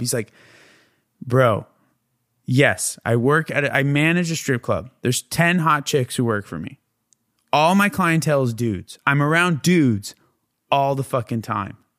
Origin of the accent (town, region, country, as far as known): San Diego, California, United States; now in Los Angeles, United States